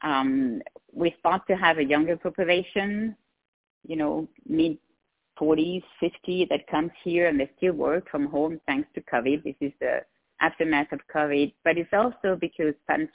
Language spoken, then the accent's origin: English; Switzerland; English is a second language; moved away as an adult; also born or lived in Geneva / Seattle; now in La Quinta, United States; I have a tiny bit of an accent, even though I've been almost 20 years in the U.S., the accent is still here. So, I come from Switzerland